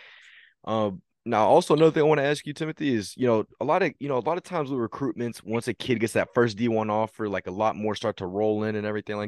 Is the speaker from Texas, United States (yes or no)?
yes; Texas, United States; I'm from Texas